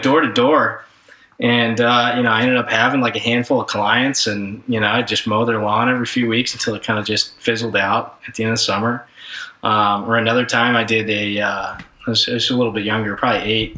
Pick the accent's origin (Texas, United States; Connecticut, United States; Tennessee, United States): Texas, United States; Dallas; I grew up in Dallas, Texas.